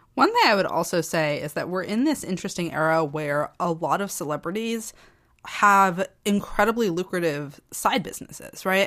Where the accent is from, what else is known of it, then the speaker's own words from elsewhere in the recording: New England, United States; I am from New England